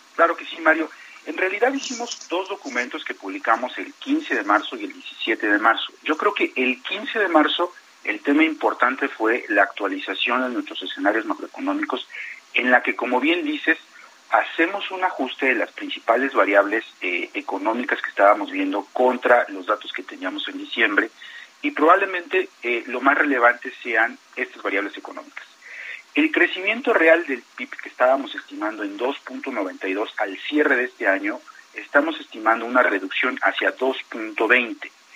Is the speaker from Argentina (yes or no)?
no; Mexico; como mexicano